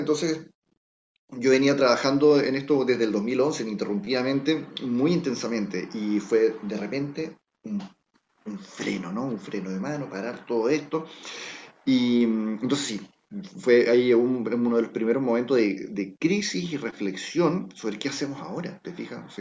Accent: Chile

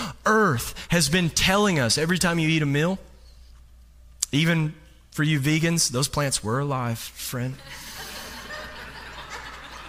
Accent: Kentucky, United States; moved away as an adult; I'm not from around here. And I'm from Kentucky

